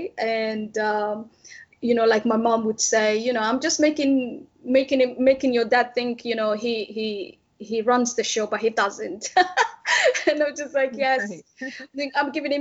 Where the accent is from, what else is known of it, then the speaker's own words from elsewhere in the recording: Djibouti; I grew up in Djibouti